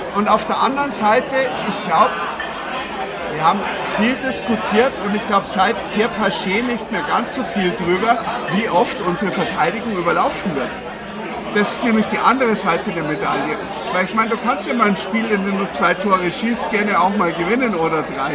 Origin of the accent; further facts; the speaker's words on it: Munich, Bavaria, Germany; als Münchner